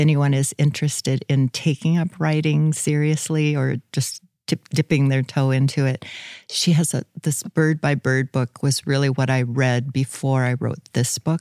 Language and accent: English; Hurley, South Dakota, United States; also born or lived in Brandon, South Dakota; grew up in Hurley, South Dakota